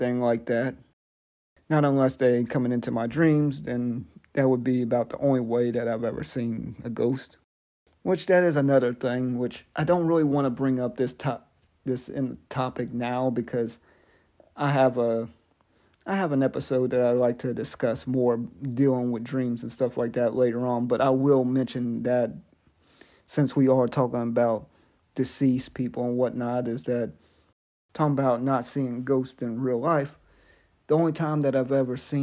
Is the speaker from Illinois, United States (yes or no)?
no; Biloxi, Mississippi, United States; moved away; I was born in a town in Mississippi called Biloxi